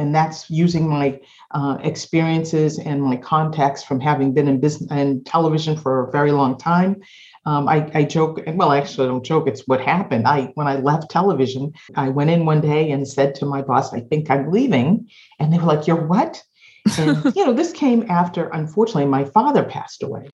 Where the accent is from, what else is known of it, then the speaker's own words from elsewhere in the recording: Boston, Massachusetts, United States; also born or lived in Kansas City, Missouri; I am uh, born and raised in Boston